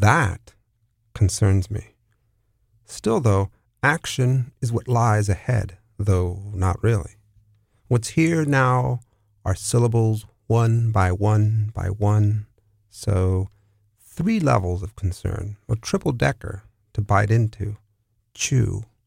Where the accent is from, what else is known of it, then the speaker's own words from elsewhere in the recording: San Diego, California, United States; also born or lived in San Francisco / New York City; now in New Orleans, United States; I'm originally from San Diego, California